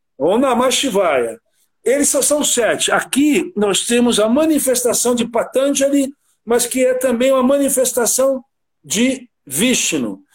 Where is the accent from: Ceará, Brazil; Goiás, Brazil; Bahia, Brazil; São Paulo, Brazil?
São Paulo, Brazil; also born or lived in Rio de Janeiro; nasci no Rio e me criei no bairro do Brooklyn, Santo Amaro, ao longo da minha vida ali